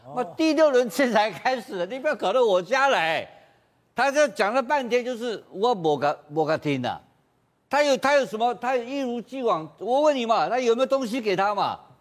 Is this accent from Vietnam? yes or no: no; Taiwan; 我们台湾话有很多俚语很有意思